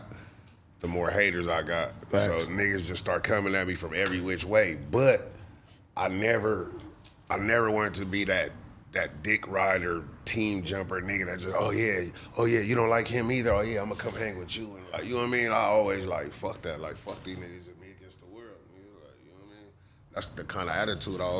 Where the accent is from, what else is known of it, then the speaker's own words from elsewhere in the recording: Inglewood, California, United States; I'm from Inglewood